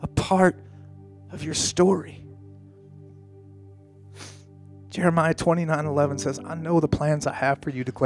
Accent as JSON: {"language": "English", "region": "Colorado", "country": "United States", "tie": "born or raised there", "moved": "yes", "said": "I grew up in Colorado"}